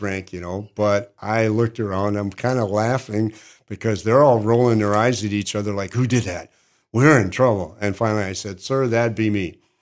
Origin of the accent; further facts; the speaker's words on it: Upper Peninsula, Michigan, United States; moved away as an adult; now in Cookeville, United States; I have six acres where I grew up in the Upper Peninsula, Michigan.